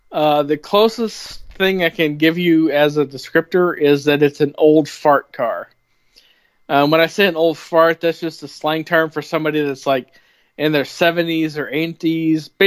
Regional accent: Bloomington, United States; I grew up in Bloomington mostly. I mean, I lived in four different cities before I was 12, but I consider Bloomington where I grew up.

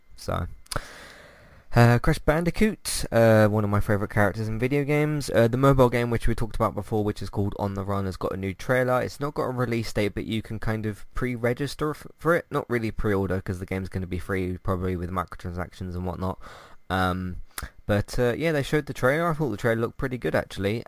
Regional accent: London, United Kingdom; I just say London

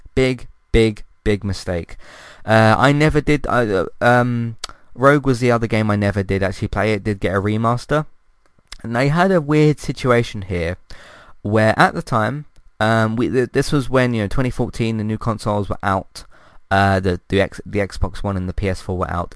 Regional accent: London, United Kingdom; I'm from London

